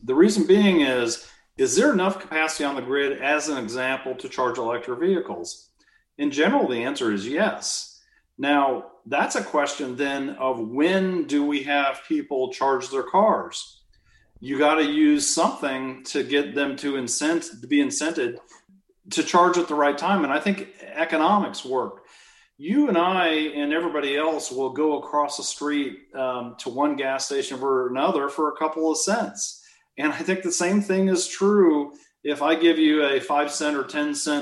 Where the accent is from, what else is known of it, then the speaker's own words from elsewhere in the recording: Midwest, United States; moved away; I'm from the Midwest